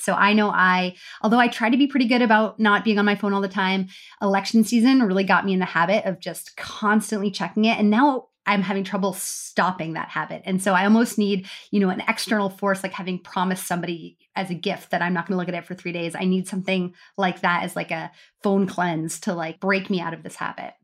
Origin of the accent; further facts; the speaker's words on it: United States; now in Canada; We all live in Canada, but we're American